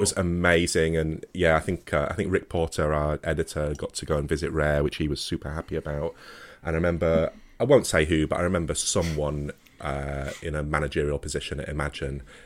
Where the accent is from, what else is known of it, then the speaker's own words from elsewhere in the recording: Wakefield, Yorkshire and the Humber, United Kingdom; I'm, I'm from Wakefield, so, you know, the same place that the company originated